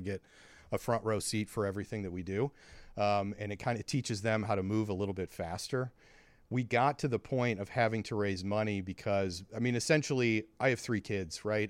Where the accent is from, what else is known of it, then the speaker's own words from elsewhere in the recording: St. Louis, Missouri, United States; we're from Saint Louis